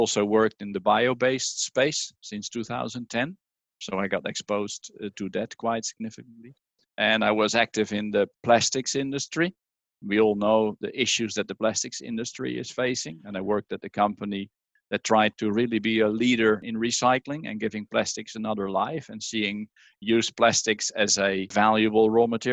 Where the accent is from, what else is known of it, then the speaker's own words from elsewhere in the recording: Netherlands; English is a second language; moved away as an adult; also born or lived in Norwich, United Kingdom; Leiden University in the Netherlands, my home country, as you can hear